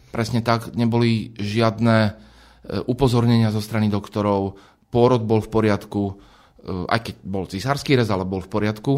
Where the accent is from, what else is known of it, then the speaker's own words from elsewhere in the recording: a small village near Trnava, Trnava Region, Slovakia; Ja som z dediny, z malej dediny pri Trnave, to znamená, že možno v detstve to niekedy bola taká automatika, je nedela, ide sa do kostola